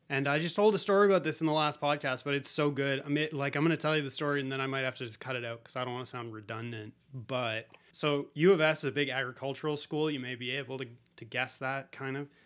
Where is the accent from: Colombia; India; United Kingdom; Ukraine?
Colombia; You know, I'm from Colombia, let's do it.